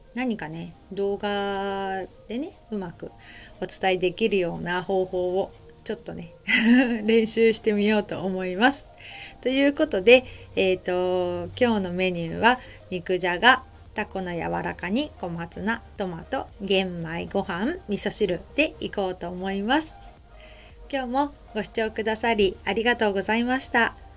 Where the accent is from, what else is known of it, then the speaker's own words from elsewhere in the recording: Japan; also born or lived in Kita-Kamakura, Kanagawa; now in Kamakura, Japan; 私地方出身なので